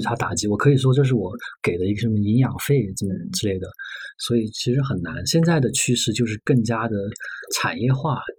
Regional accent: Sichuan, China; 我是四川人

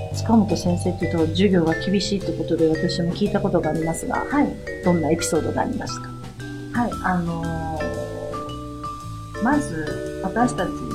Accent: Japan; also born or lived in China; 中国生まれの日本育ち

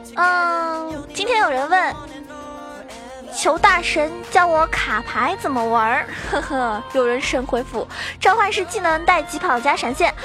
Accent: Zhejiang, China; 作为一个浙江人

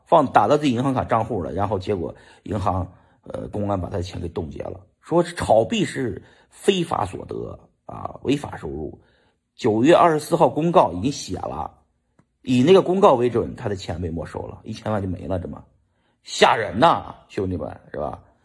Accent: China; 我们中国人

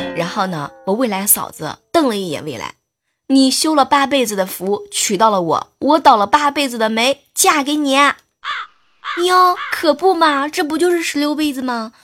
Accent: northern China, China; 都知道我是北方人嘛

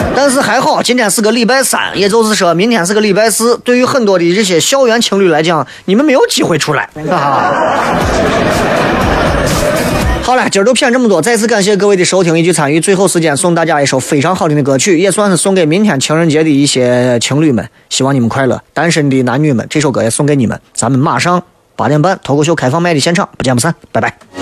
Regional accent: Shaanxi, China; 咱陕西人

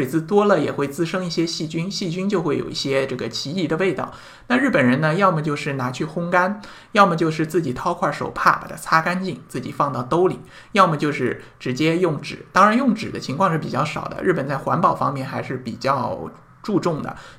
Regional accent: China; 这这个就可能我们中国人或者说我们大陆人可能不大好理解这样的一种思维模式

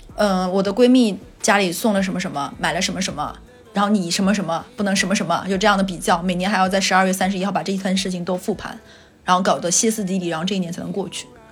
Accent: Northeast China, China; moved away; 我是东北人，我没， 我来南方之前没吃过熏鱼

